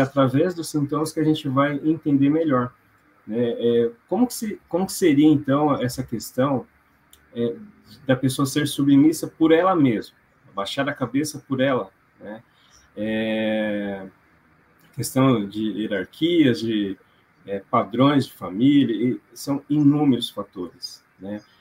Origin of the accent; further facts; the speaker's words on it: Londrina, Paraná, Brazil; sou de Londrina